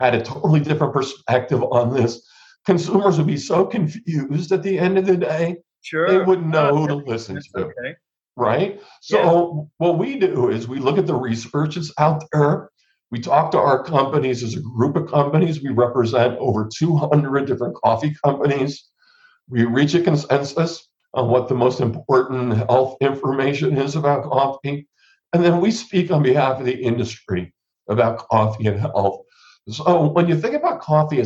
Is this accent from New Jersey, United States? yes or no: yes; New Jersey, United States; I grew up in New Jersey